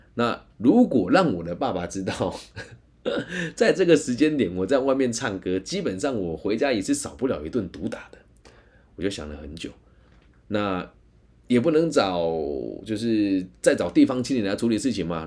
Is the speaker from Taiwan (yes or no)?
yes; Taiwan; 我自己是台湾人